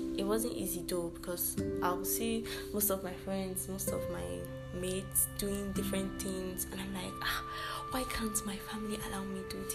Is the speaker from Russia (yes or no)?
no; Kabba, Kogi, Nigeria; I'm from Kogi State, Kaba. I'm a Yoruba girl, well, partially